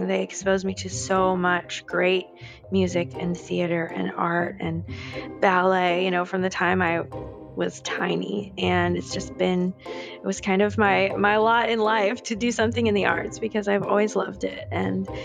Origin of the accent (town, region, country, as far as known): New Jersey, United States; born or raised there; also born or lived in Manhattan, New York; now in Nashville, United States